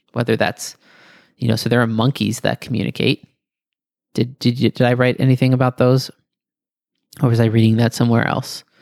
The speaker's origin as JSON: {"language": "English", "country": "Greece", "tie": "born or raised there", "said": "my childhood memories of running through the pebbles in Greece"}